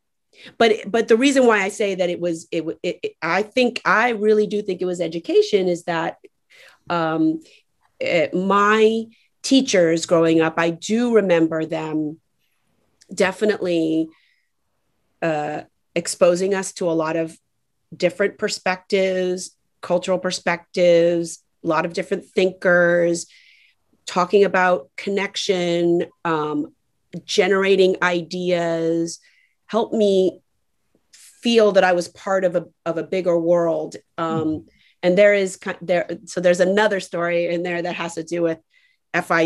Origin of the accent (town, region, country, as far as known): Miami, Florida, United States; born or raised there; also born or lived in Atlanta